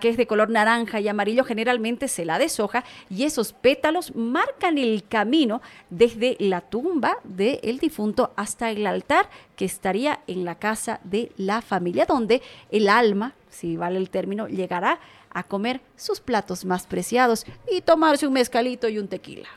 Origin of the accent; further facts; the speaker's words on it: Tarija, Bolivia; Yo que vengo de Tarija